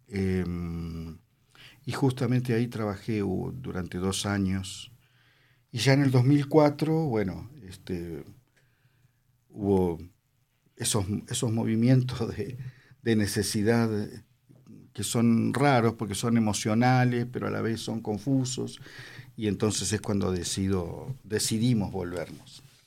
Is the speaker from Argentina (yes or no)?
yes; Argentina; moved away as an adult; also born or lived in Italy / Mexico; me llevaron de chiquitito a la Argentina, de año y medio, dos, y bueno, después me, hice ciudadano